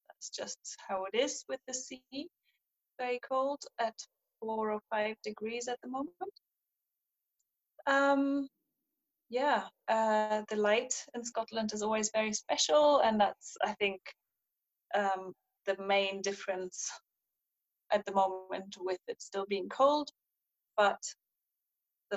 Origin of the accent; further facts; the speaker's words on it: East Germany, Germany; now in Edinburgh, United Kingdom; I grew up in East Germany, in the GDR